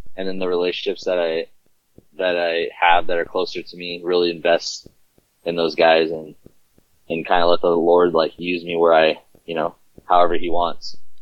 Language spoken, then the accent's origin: English; Southern California, United States; I was born and raised in Southern California